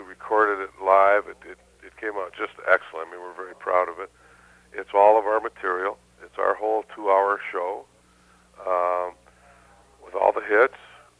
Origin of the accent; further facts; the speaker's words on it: Detroit, Michigan, United States; moved away; born and raised in Detroit